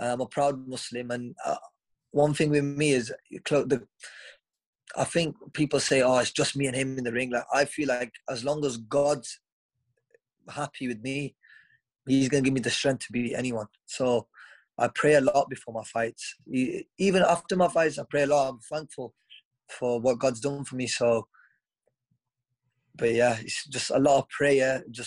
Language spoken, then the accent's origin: English; Stoke-on-Trent, West Midlands, United Kingdom; my hometown of Stoke-on-Trent